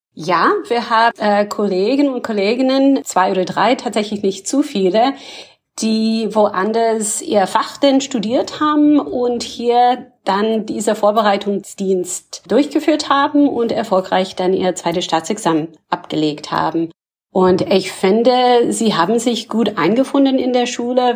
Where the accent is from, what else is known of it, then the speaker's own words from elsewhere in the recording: Canada; German is a second language; moved away as an adult; also born or lived in Ontario; now in Berlin, Germany; Ich komme allerdings ursprünglich aus Kanada